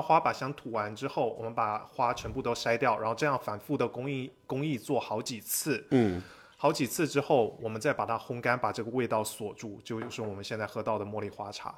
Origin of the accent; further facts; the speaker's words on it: Fuzhou, Fujian, China; moved away as an adult; now in Los Angeles, United States; 我是福建人，我是福建福州人